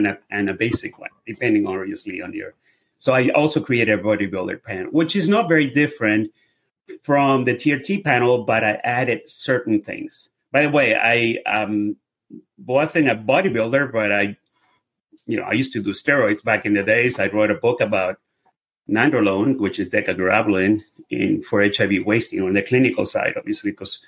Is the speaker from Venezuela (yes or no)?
yes; Venezuela; English is a second language; now in United States; I'm obviously by my accent, you can hear I'm a foreigner. I'm from Venezuela. I've been here forever, 35 years, 37. I'm a U.S. citizen